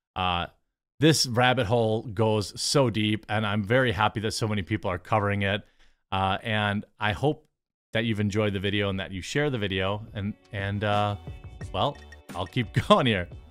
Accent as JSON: {"language": "English", "region": "Wisconsin", "country": "United States", "said": "I'm from Wisconsin. That's how I talk."}